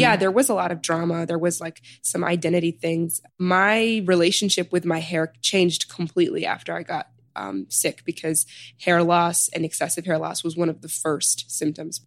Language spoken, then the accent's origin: English; Chicago, Illinois, United States; moved away as an adult; also born or lived in Sudan / New Haven; now in New York, United States; I was born in Sudan and I was raised in Chicago. So I immigrated here. My parents immigrated here when I was like a year